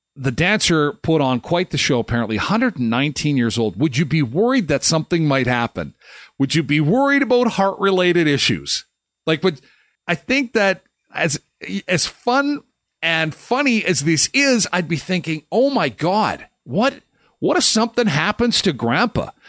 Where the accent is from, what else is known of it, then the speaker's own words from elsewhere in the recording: Manitoba, Canada; I was born and raised in Manitoba, and I'm not used to it